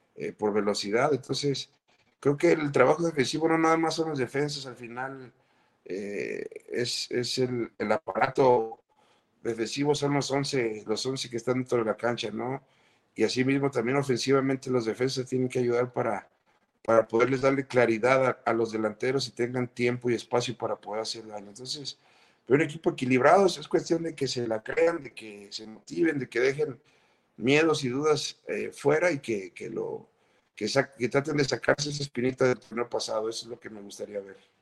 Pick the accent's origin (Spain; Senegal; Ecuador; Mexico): Mexico; somos los mexicanos